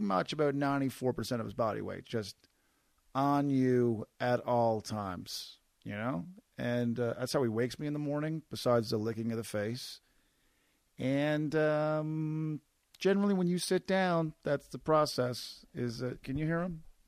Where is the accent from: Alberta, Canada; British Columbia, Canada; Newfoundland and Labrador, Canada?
Newfoundland and Labrador, Canada; Corner Brook; moved away as an adult; my hometown, Corner Brook, is a mill